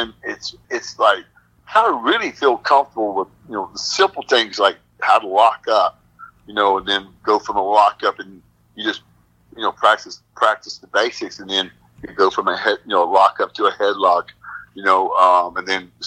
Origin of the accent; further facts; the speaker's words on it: Arkansas, United States; also born or lived in Washington State; I was born in Washington State, but I only was there for a short time. Then we moved right back here where I live right now in Arkansas.